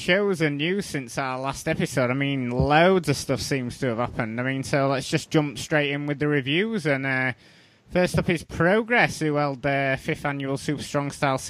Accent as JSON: {"language": "English", "country": "United Kingdom", "said": "as a Brit wrestling fans will be more than aware, the card is always subject to change"}